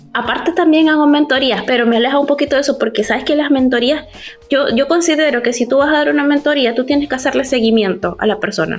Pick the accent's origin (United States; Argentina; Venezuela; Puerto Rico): Venezuela; moved away as an adult; now in Chile; estoy, viviendo en Chile desde hace siete años, pero soy venezolana